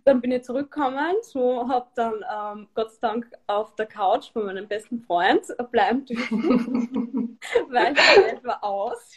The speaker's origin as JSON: {"language": "German", "region": "Styria", "country": "Austria", "tie": "born or raised there", "also_born_or_lived": "Vienna", "moved": "yes", "said": "ich bin gebürtige Steirerin und ich habe lang in Wien gelebt"}